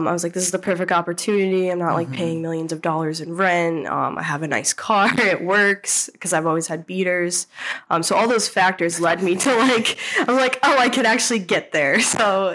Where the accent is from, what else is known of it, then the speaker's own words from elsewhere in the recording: Albany, New York, United States; also born or lived in New Hampshire; I was back in Albany. I moved home from New Hampshire